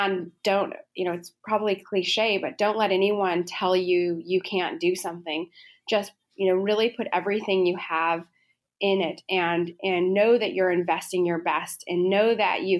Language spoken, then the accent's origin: English; Los Alamos, New Mexico, United States; growing up in Los Alamos